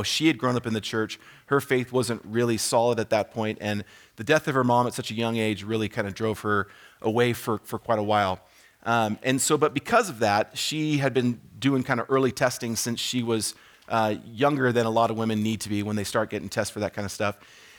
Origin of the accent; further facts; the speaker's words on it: California, United States; Just a little bit quick about me. I've been here at Hume for about 4.5 years. I came from Southern California in the Chino Hills, Chino, Ontario area. If anyone knows that area, we lived in Corona, Eastvale.